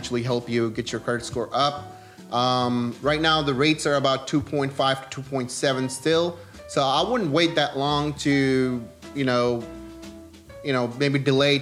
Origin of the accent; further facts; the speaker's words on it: Karachi, Sindh, Pakistan; moved away; I'm originally from Pakistan